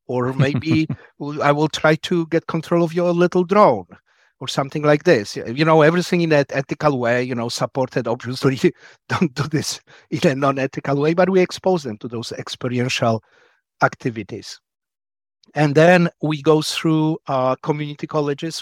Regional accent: Poland; also born or lived in Wisconsin, United States; now in United States; I'm originally from Poland. Came here just before the Berlin Wall fell down in nineteen eighty-nine

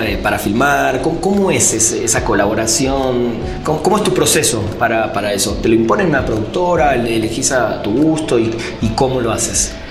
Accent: Argentina; moved away as an adult; now in Mexico; yo lo, lo viví en Argentina

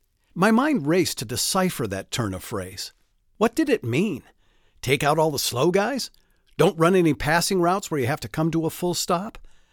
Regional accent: Michigan, United States; now in Mesa, United States; I grew up in Michigan, and like a lot of folks from the Great Lakes State

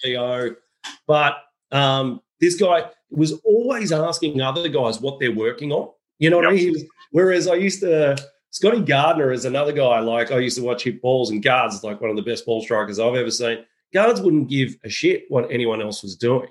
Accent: Australia; As an Australian

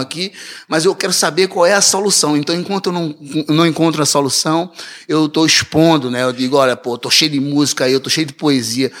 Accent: Recife, Pernambuco, Brazil; moved away as an adult; also born or lived in Olinda; now in Toronto, Canada; o Recife é minha cidade natal

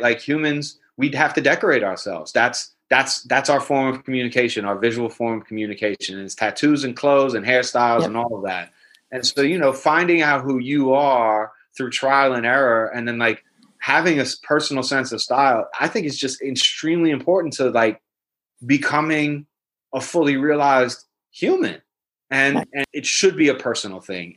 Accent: New York City, New York, United States; I'm a Jew from Brooklyn

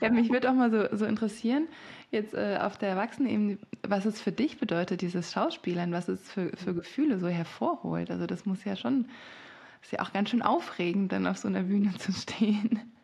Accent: France; moved away; ich bin in Frankreich aufgewachsen

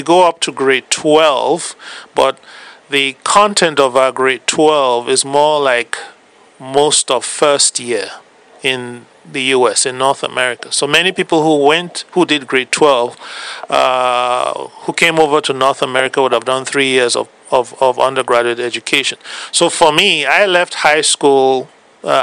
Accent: Cameroon; moved away as an adult; also born or lived in Nigeria / United States; now in Canada; I am originally from West Africa. I now work in Canada.

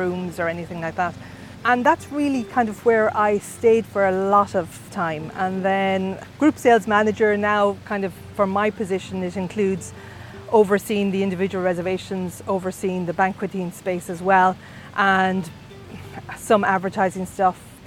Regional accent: Achill Island, County Mayo, Connacht, Ireland; I'm a very proud Mayo person. I'm from Achill Island, so which is even more prouder. So that's where I'm from. My dad was a fisherman. So growing up, we used to have lobsters

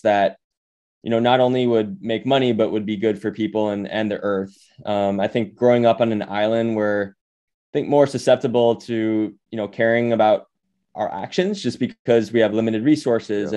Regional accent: Honolulu, Hawaii, United States; moved away; also born or lived in New York City / Bay Area; I grew up in Honolulu, Hawaii

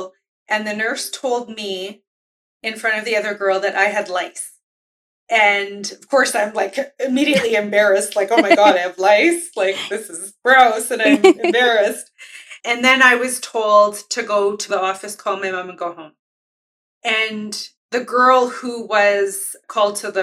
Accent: Winnipeg, Manitoba, Canada; as an Indigenous person who grew up in Winnipeg, I've only lived in Winnipeg, Manitoba.

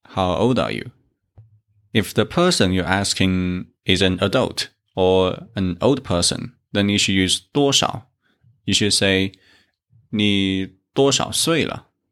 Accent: South China, China; I come from South China

